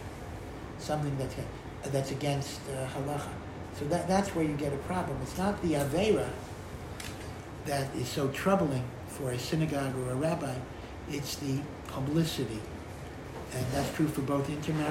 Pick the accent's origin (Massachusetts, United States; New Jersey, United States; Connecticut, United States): Connecticut, United States; Hartford; I grew up in Hartford, Connecticut